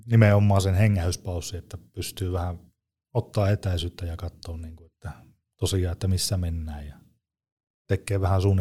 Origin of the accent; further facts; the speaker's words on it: Raahe, North Ostrobothnia, Finland; mä oon Raahesta.